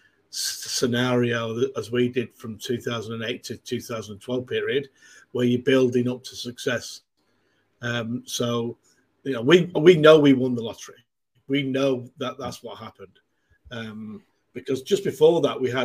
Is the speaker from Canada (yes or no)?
no; Manchester, North West England, United Kingdom; moved away as an adult; now in Melbourne, Australia; I'm from Manchester, as you can tell from my accent